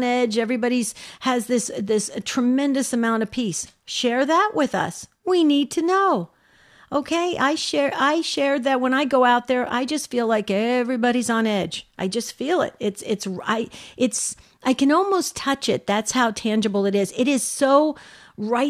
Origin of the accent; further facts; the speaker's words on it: New Jersey, United States; now in Arizona, United States; I'm from New Jersey originally, moved out to Arizona in 1984.